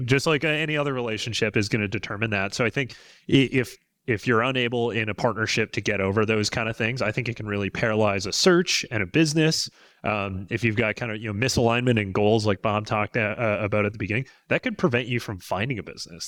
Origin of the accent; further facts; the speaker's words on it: British Columbia, Canada; moved away as an adult; I'm a Canadian, so I was born and raised in, in British Columbia